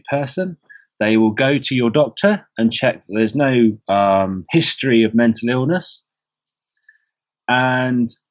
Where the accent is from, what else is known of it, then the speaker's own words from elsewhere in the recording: England, United Kingdom; as an English person